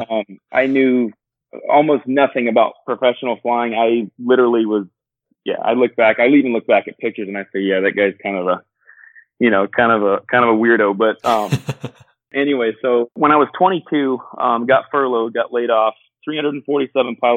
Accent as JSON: {"language": "English", "region": "South Georgia", "country": "United States", "tie": "born or raised there", "said": "Born and raised in South Georgia."}